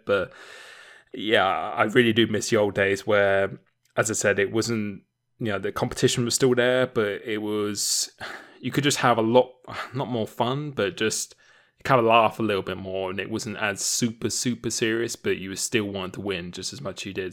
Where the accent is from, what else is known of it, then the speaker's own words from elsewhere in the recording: Romford, London, United Kingdom; moved away; I used to live in Essex. Uh, I was born in Romford